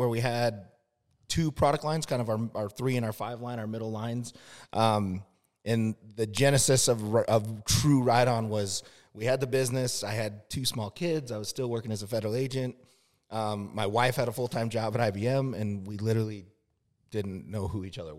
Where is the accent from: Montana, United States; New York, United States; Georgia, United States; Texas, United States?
Montana, United States; moved away as an adult; also born or lived in Arizona / Washington, D.C.; now in Tucson, United States; I grew up in Montana, so I grew up hunting my entire life